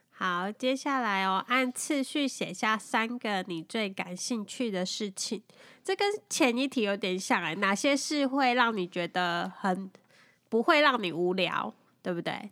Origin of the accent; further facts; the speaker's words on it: Taiwan; moved away as an adult; now in Taipei, Taiwan; 我小时候住是山上嘛